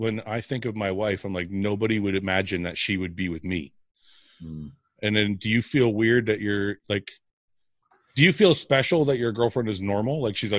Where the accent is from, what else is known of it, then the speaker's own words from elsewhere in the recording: Canada; I'm Canadian.